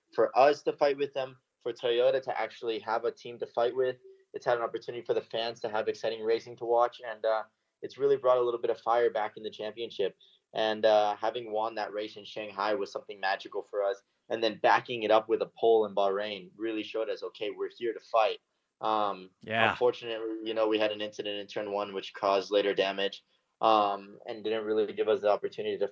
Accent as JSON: {"language": "English", "country": "United States", "said": "as an American"}